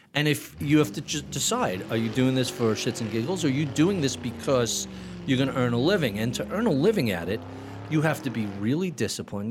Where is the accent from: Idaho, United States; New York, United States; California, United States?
New York, United States; Plainview; now in Locust Valley, United States; Grew up in Plainview, Long Island